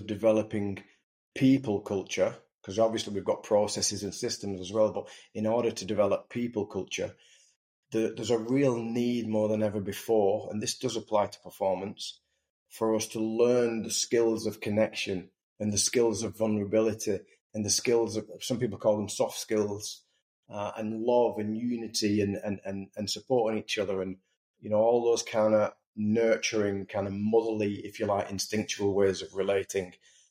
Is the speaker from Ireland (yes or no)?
no; England, United Kingdom; And I just wonder, I'm English, I wonder if, number one, the English team are rooted to a really deep sense of purpose.